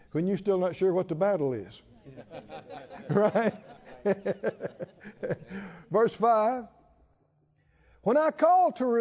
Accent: the South, United States; I'm from the South

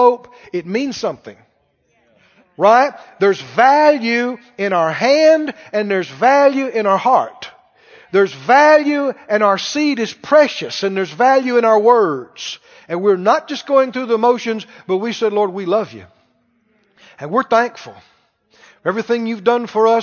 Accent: Mississippi, United States; moved away as an adult; I was from Mississippi in the country

